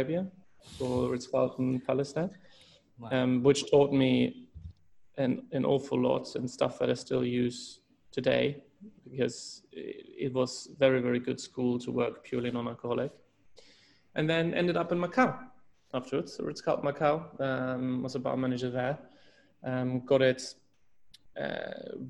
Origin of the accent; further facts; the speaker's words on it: Hamburg, Germany; moved away as an adult; also born or lived in Switzerland / Hong Kong; I'm originally from Hamburg, Germany